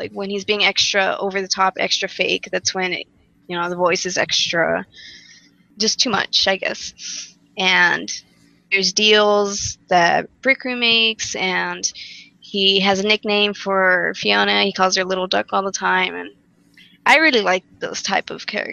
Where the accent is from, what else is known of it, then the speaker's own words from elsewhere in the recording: Texas, United States; I'm from Texas